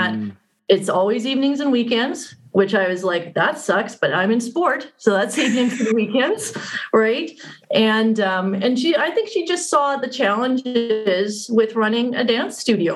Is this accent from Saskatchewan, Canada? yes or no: yes; Saskatoon, Saskatchewan, Canada; I grew up here in Saskatoon, so I've kind of gone full circle, left and came back